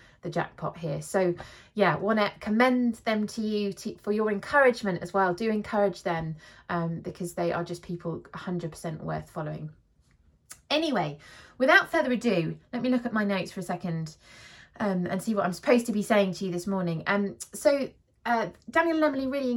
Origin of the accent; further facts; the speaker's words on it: South of England, United Kingdom; moved away; also born or lived in London / Bath; I'm from the south